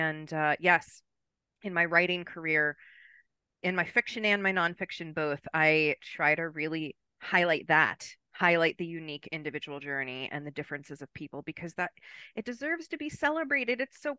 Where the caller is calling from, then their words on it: Maryland, United States; And I am joining you from Maryland, East Coast of the United States.